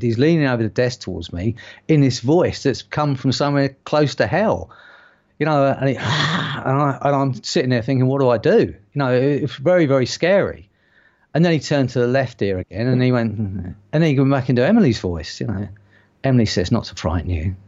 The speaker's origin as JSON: {"language": "English", "region": "London", "country": "United Kingdom", "accent": "strong London", "said": "I have got quite a strong London accent"}